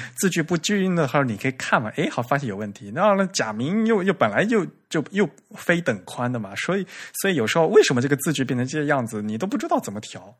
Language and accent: Chinese; China; 我们中国人